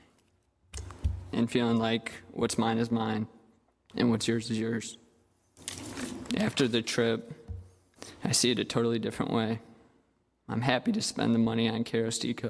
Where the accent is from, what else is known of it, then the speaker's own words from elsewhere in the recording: United States; Growing up in America